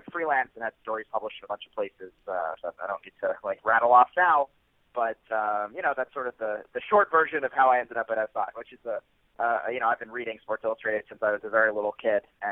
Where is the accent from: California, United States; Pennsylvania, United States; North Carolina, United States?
Pennsylvania, United States; Philadelphia; I grew up outside of Philadelphia. I was raised in the suburbs